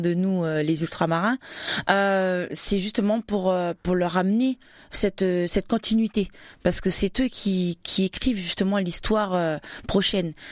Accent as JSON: {"language": "French", "country": "New Caledonia", "tie": "born or raised there", "also_born_or_lived": "Wallis and Futuna / Champagne, France", "moved": "as an adult", "lives_now": "France", "said": "je suis née en Nouvelle-Calédonie et d'origine Wallis et Futuna"}